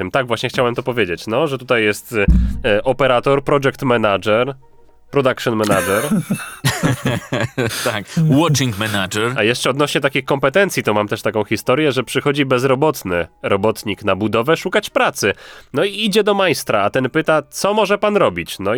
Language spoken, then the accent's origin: Polish; Kraków, Lesser Poland, Poland; also born or lived in Wrocław; Tak, jestem z Krakowa. No tak e, trochę oszukaństwo, bo urodziłem się we Wrocławiu, ale tak duchem jestem w Krakowie.